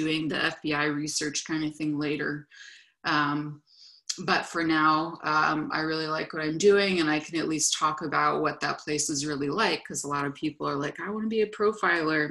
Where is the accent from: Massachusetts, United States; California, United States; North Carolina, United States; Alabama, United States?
California, United States; moved away as an adult; Since I'm from California, as I said, I looked for jobs in California